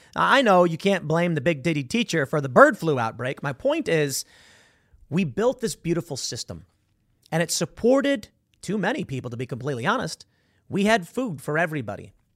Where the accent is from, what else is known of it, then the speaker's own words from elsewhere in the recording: Chicago, Illinois, United States; I'm from Chicago